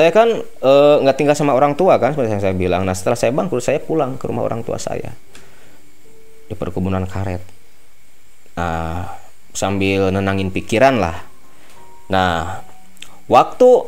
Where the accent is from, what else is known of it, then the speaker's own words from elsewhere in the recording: West Java, Indonesia; bukan orang sih saya kan Jawa Barat